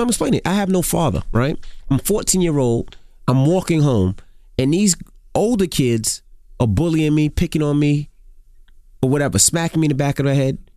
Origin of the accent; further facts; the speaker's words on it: New York City, New York, United States; I'm from Queens